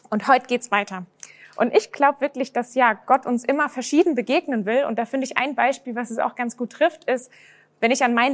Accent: Rhineland-Palatinate, Germany; Bei mir ist es so, ich bin selbst aufgewachsen in Rheinland-Pfalz.

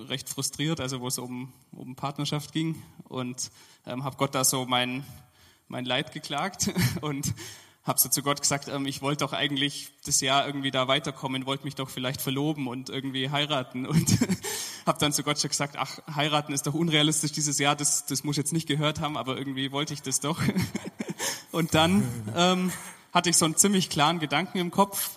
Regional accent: Allgäu, Bavaria, Germany; moved away as an adult; now in Dresden, Germany; ich bin sehr verwurzelt, da wo ich herkomme aus dem Allgäu

